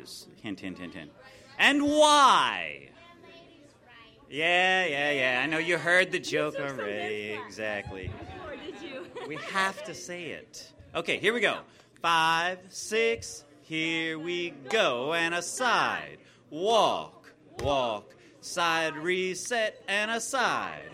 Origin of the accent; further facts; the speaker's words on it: United States; us Americanos